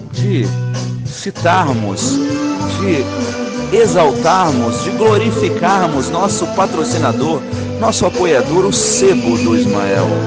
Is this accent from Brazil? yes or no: yes; Brasília, Federal District, Brazil; uma dupla de DJs de Brasília, minha terra, olha que beleza meus conterrâneos